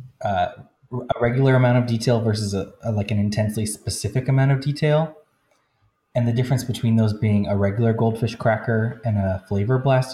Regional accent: United States; I went into an elementary school in my hometown

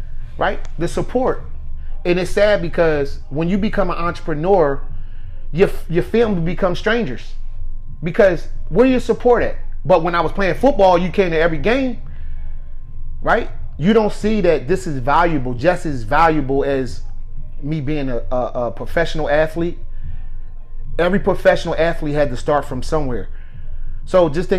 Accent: Camden, New Jersey, United States; I'm from Camden, New Jersey

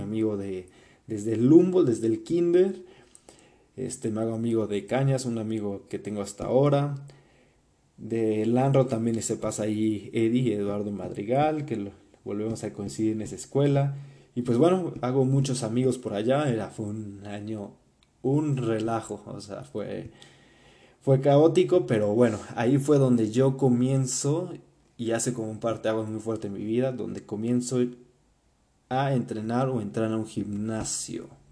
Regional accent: Puebla, Mexico; also born or lived in Germany; de ahí nos venimos a Puebla, donde todavía entra al kinder a un colegio alemán que se llama Colegio Humboldt, aquí en Puebla

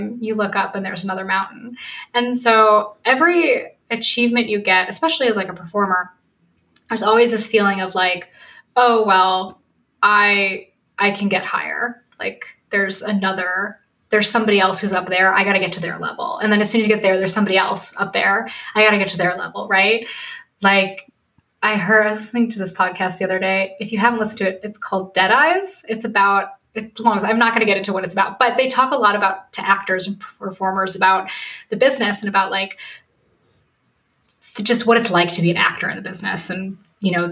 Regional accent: Oak Park, United States; I grew up in Oak Park

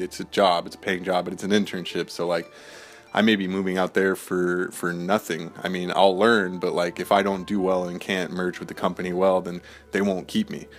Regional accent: United States; being an American

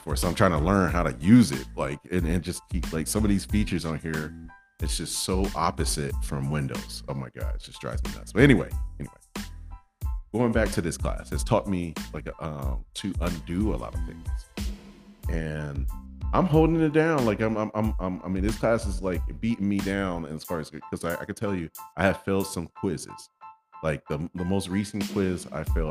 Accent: Michigan, United States; now in Arizona, United States; I'm from Michigan

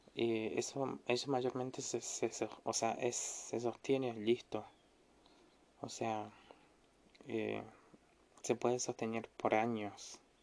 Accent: Misiones, Argentina; acá en Misiones en mi ciudad natal

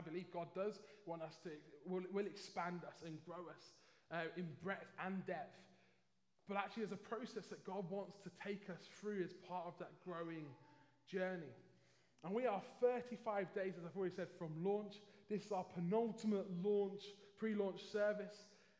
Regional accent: London, United Kingdom; Hopefully you can tell just about still from my accent at least that I'm originally from London.

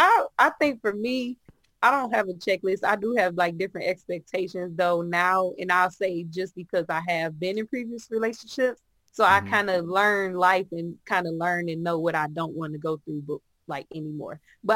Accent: Benton Harbor, Michigan, United States; I'm from Bent Harbor

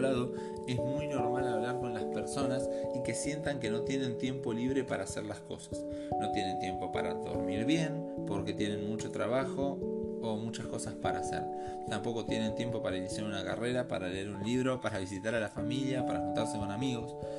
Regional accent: Argentina; Nací en Argentina hace 31 años

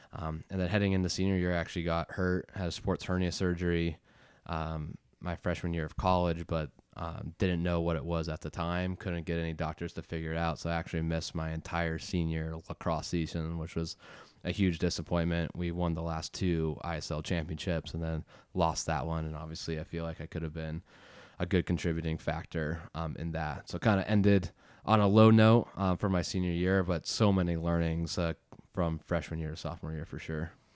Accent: Boston, Massachusetts, United States; also born or lived in California / London / Prague, Czech Republic; I was born in California when I was six. I moved to London for one year, then Prague, Czech Republic for two and a half years before moving back to Boston in the middle of fourth grade

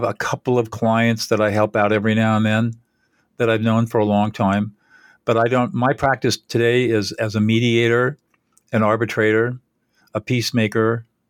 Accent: California, United States; Well, I'm 72 years old. I grew up in Southern California.

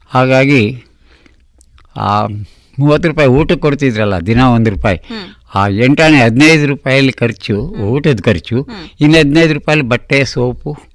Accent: Karnataka, India; ನಾನು ಒಂಬತ್ತನೇ ತಲೆಮಾರು ಕರ್ನಾಟಕದಲ್ಲಿ ನನಗಿಂತ ಮೊದಲು ನಮ್ಮ ತಾತಂದರು ಎಂಟು ಜನ ಇಲ್ಲೇ ಬದುಕಿದವರು

